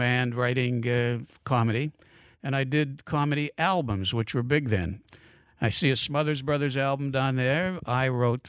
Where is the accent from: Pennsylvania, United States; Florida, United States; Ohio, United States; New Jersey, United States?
Pennsylvania, United States; Pittsburgh; I said, excuse me, I'm from Pittsburgh. I know that marks me as an outlander, but I'm a nice guy.